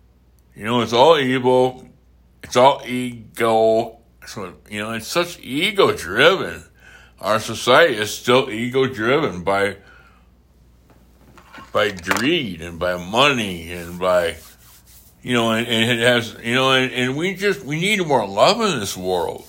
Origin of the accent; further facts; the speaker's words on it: United States; I'm American